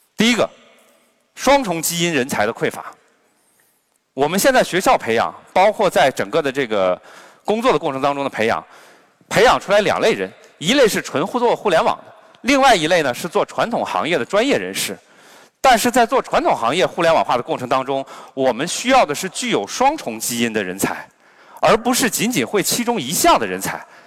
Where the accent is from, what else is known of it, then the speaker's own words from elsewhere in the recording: Harbin, Heilongjiang, China; 我本身是哈尔滨人，我来自东北，我小时候呢，我们民风彪悍，经常打群架